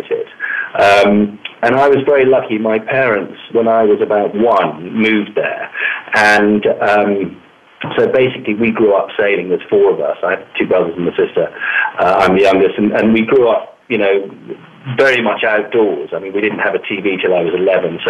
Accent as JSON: {"language": "English", "country": "Malta", "tie": "born or raised there", "moved": "yes", "lives_now": "London, United Kingdom", "said": "I grew up in Malta, which is a fabulous little island right in the Mediterranean Sea."}